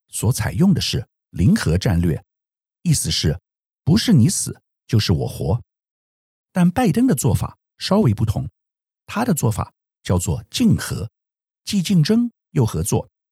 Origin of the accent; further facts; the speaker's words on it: Taiwan; 我们台湾人一般很少用推特